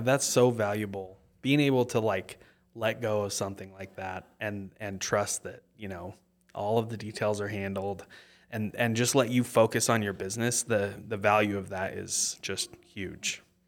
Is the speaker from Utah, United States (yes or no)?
yes; Mapleton, Utah, United States; I was born in Mapleton and I live in Mapleton still.